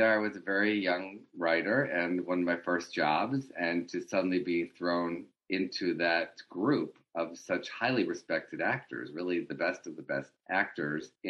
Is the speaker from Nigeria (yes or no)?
no; Detroit, Michigan, United States; moved away; also born or lived in Los Angeles; Detroit, my hometown